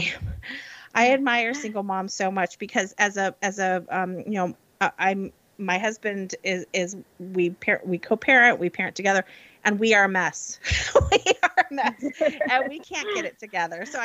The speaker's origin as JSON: {"language": "English", "region": "Illinois", "country": "United States", "tie": "born or raised there", "moved": "yes", "said": "I grew up in Illinois"}